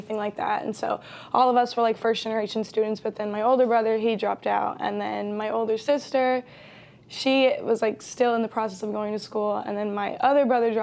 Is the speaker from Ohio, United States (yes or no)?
no; St. Louis, Missouri, United States; also born or lived in Burlington, Vermont; I was born in Vermont, but I grew up in St. Louis